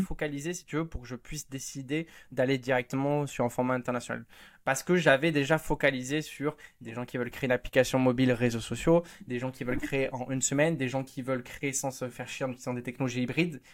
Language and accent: French; Hossegor, Nouvelle-Aquitaine, France; je suis né vraiment au bord de mer, à Osegor.